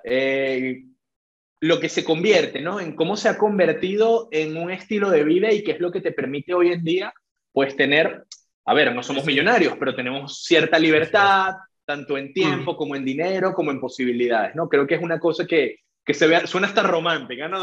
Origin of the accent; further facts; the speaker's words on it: Venezuela; soy venezolano, también con la nacionalidad española. Y bueno, soy psicólogo de profesión, licenciado en psicología, aquí mismo en Caracas